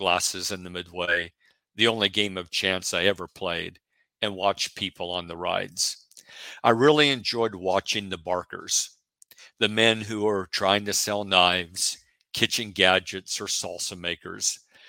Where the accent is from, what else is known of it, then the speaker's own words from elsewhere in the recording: Oregon, United States; at least at the, in the part of the country that I grew up in Oregon.